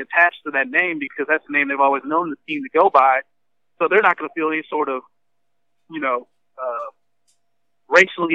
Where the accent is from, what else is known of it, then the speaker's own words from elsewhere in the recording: Dallas, Texas, United States; growing up in Dallas myself